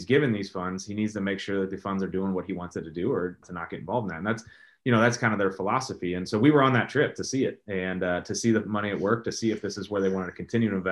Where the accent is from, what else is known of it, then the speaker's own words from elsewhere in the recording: St. Louis, Missouri, United States; I was born in St. Louis, raised in St. Louis, won a World Series here